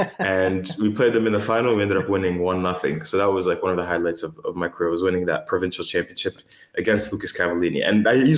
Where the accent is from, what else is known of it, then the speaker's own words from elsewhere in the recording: Windsor, Ontario, Canada; moved away as an adult; also born or lived in Detroit, Michigan; now in Algeria; I grew up in Windsor, Ontario. So from the age of 2 to 24, 25, and just about until I finished university. That's where I grew up. And yeah, and then I moved to Algeria.